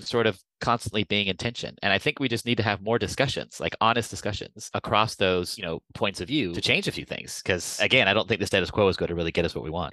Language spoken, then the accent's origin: English; United States; accent: American; moved away as an adult; now in Copenhagen, Denmark; i'm obviously american you can hear from my accent i've been living and working in copenhagen for 20 years